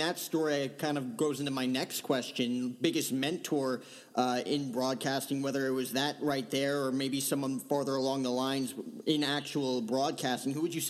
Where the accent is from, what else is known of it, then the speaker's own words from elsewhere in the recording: New Jersey, United States; Me growing up in Jersey